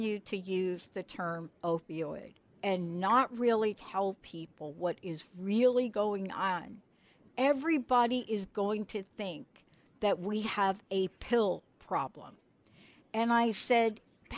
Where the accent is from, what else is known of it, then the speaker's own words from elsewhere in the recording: New York City, New York, United States; I'm from the Bronx. I'm from the streets of New York